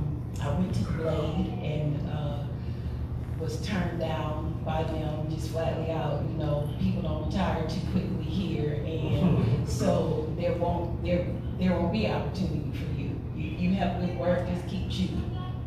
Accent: Canton, Ohio, United States; moved away as an adult; now in Toledo, United States; I am not a native of Toledo. I'm from Canton, Ohio, and I came to Toledo by way of graduating from Baltimore State University. And right after graduation, I moved into my apartment in Toledo

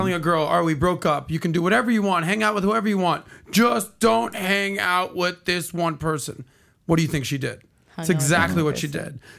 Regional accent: Miami, Florida, United States; from Miami

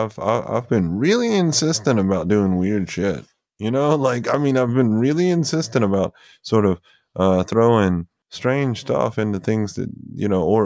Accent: Tupelo, Mississippi, United States; Gary Talent goes to the church that I grew up in Tupelo.

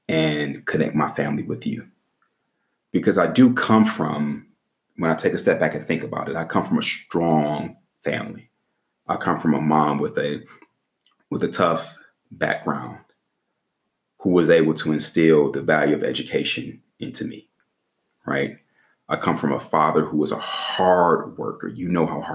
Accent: Midwest, United States; moved away; also born or lived in the South; I'm from the Midwest

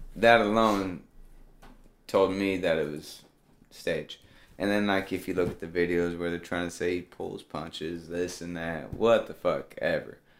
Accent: Tennessee, United States; I'm from Tennessee.

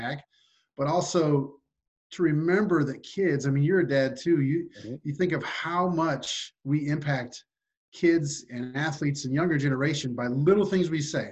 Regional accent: Maryville, Missouri, United States; I grew up in Maryville, Missouri, which is where I went to school

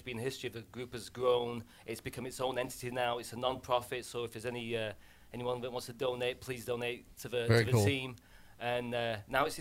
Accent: England, United Kingdom; moved away; I grew up in England on a bunch of seven hills.

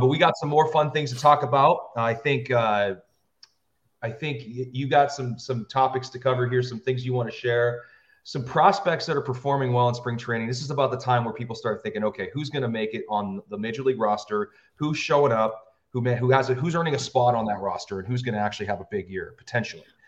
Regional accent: United States; I grew up near the Canadian border, I got nothing but Canadian television.

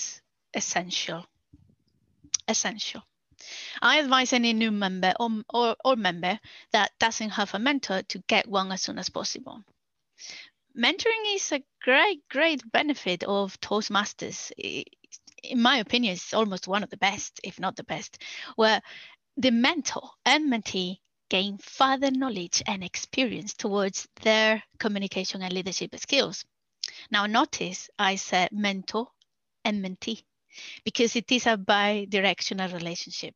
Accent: Spain; English is a second language; moved away as an adult; now in Newbury, United Kingdom; I am from Spain

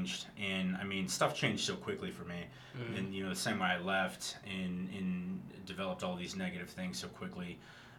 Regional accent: Tulsa, Oklahoma, United States; I'm from Tulsa, so when I came back to Tulsa, I had friends who stayed here

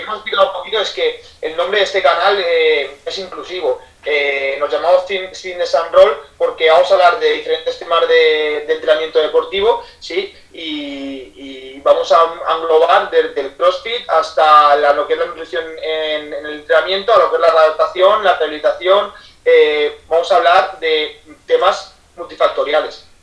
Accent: Ademuz, Valencian Community, Spain; moved away as an adult; now in Barcelona, Spain; soy de un pueblecito de, Valencia que se llama Ademuz

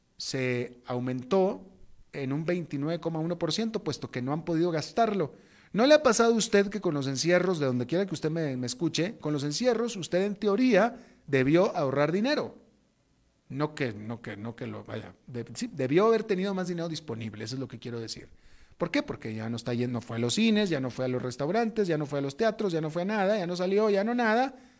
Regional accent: Mexico; moved away as an adult; also born or lived in Atlanta, United States; Yo soy mexicano

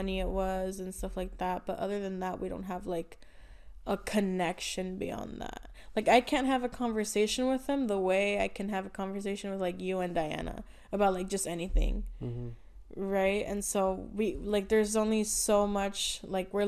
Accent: United States; moved away; I'm growing apart from K-Town and, like, my hometown

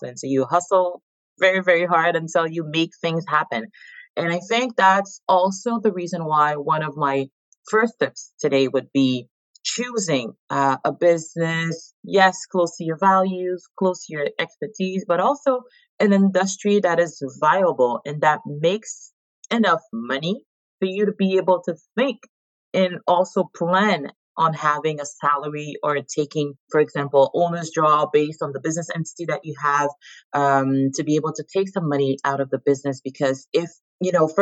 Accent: Haiti; moved away as an adult; now in Montreal, Canada; born and raised in Haiti. I've been in Canada for the last 18 years. Based currently in Montreal

